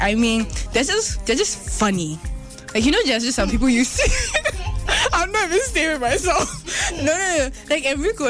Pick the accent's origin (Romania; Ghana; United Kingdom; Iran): Ghana; as a Ghanaian, I haven't understood that.